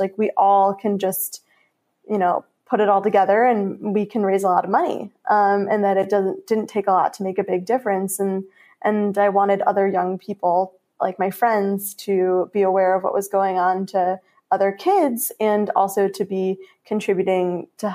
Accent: Chicago, Illinois, United States; I was from Chicago

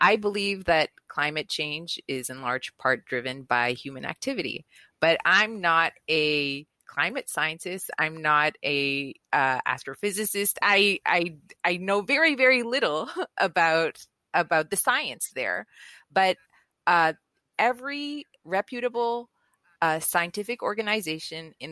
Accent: Venezuela; moved away; I was raised in Venezuela, and in Venezuela, anti-vax just wasn't a thing.

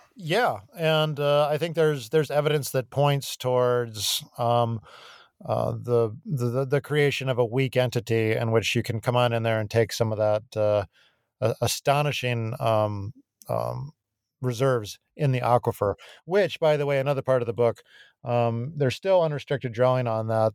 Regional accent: Tucson, Arizona, United States; my hometown of Tucson

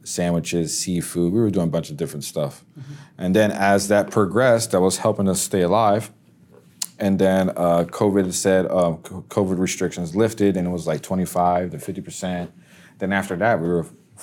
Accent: Pennsylvania, United States; now in Casselberry, United States; I'm from Pennsylvania

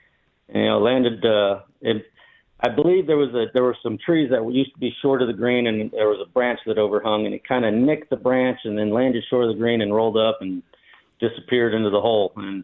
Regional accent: Onion Creek, Texas, United States; talked to them, told them I was from Onion Creek, and I watched them play at the Legends of Golf.

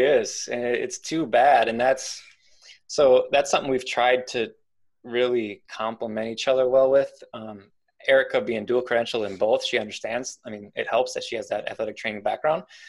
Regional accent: Milwaukee, Wisconsin, United States; moved away; I'm not from this area. I'm originally from Milwaukee

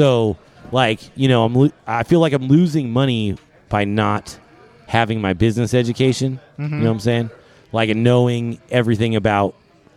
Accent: Bay Area, California, United States; I'm from the Bay Area

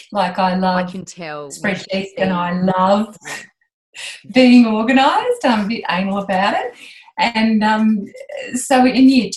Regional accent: Moree, New South Wales, Australia; I grew up outside Moree

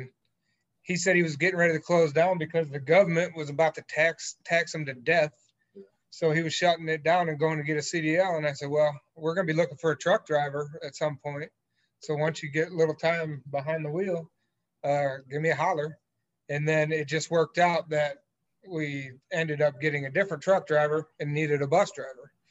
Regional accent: Ann Arbor, Michigan, United States; moved away; From Michigan originally

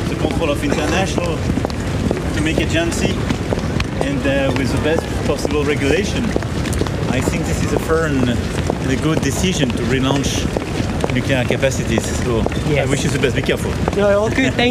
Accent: Australia; Emmanuel Macron, I'm from Australia

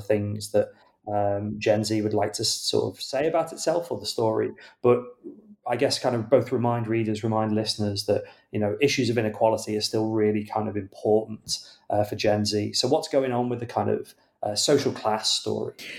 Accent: United Kingdom; as a British reader

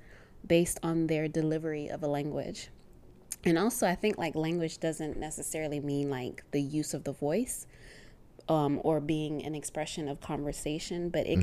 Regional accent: United States; also born or lived in Zimbabwe; I was mostly raised in the States and grew up in the States, 95% of my language is English

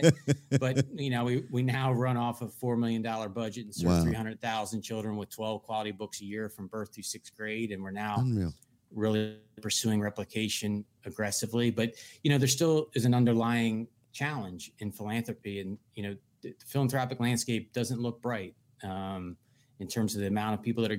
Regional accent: Pennsylvania, United States; Love Suitorsville. I love the people of Western Pennsylvania.

